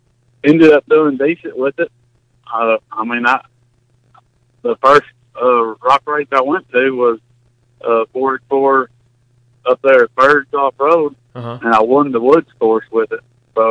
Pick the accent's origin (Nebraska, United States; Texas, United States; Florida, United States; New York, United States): Texas, United States; also born or lived in Fort Worth, Texas; Well, I come from Texas. Out there, how I got involved in all this, I was living in Fort Worth, Texas